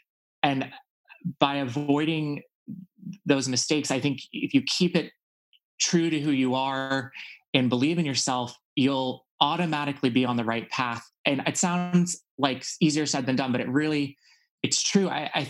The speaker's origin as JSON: {"language": "English", "region": "Texas", "country": "United States", "tie": "born or raised there", "said": "For me, I think just growing up in Texas and being sort of, you know, I felt like for a long time, I really wasn't able to be myself."}